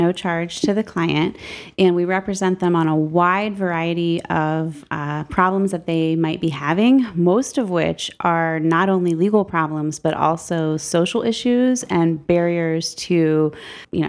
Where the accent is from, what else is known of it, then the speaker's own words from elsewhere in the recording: Massillon, Ohio, United States; moved away as an adult; also born or lived in Columbus, Ohio; now in Toledo, United States; I'm originally from Maslin, Ohio.